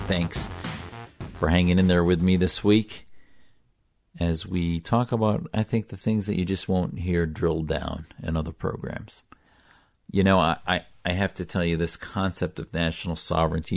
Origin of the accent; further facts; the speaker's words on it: Wisconsin, United States; I wasn't radicalized as a Muslim growing up in Wisconsin